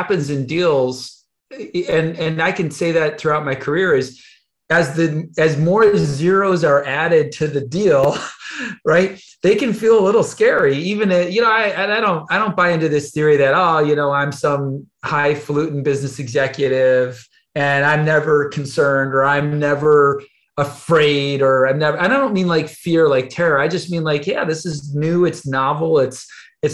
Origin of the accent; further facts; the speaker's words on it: outside of Buffalo, New York, United States; I grew up outside of Buffalo